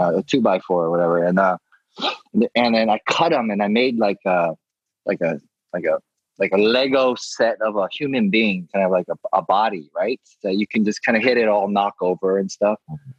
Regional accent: Gainesville, Georgia, United States; moved away; also born or lived in Atlanta, Georgia / Clarkston, Georgia; growing up in Georgia

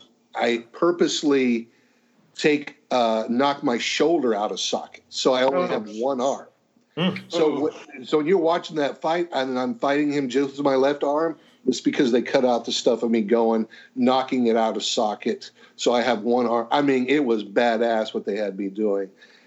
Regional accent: Oklahoma, United States; I grew up thinking I was a Southerner until I moved to the South. And I'm like, I'm not a Southerner at all, you know. People in Oklahoma are not Southerners.

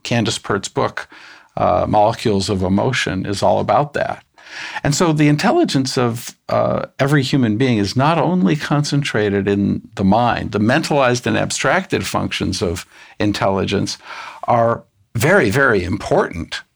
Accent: United States; I'm an American

